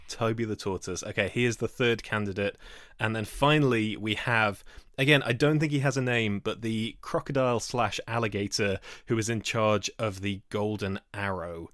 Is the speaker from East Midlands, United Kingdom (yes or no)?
yes; Nottingham, East Midlands, United Kingdom; my hometown